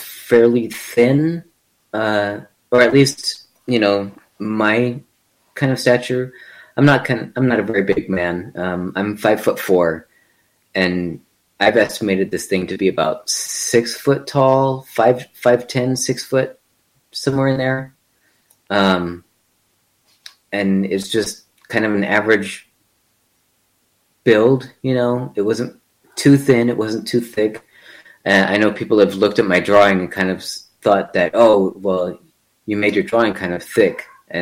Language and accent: English; El Paso, Texas, United States; my hometown of El Paso